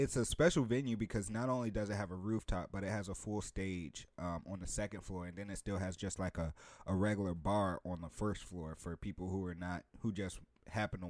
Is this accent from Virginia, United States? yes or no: yes; Richmond, Virginia, United States; also born or lived in Philadelphia, Pennsylvania (born); I'm from Southside.